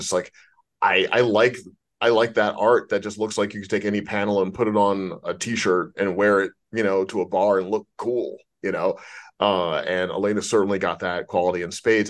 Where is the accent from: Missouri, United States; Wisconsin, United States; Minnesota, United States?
Missouri, United States; St. Louis; now in Los Angeles, United States; I'm from Saint Louis